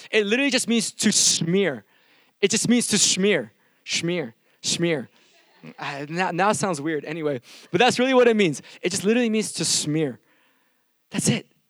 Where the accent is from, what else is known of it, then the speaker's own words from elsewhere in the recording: Milpitas, California, United States; I'm from a small town called Milpitas